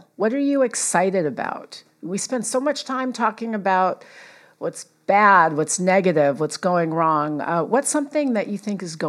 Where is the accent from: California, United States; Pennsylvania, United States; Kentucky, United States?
California, United States; Los Angeles; my hometown of Los Angeles.